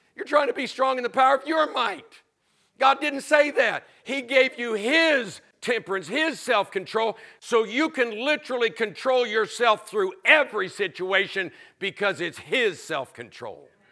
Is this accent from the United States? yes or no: yes; Florida, United States; I was raised in Florida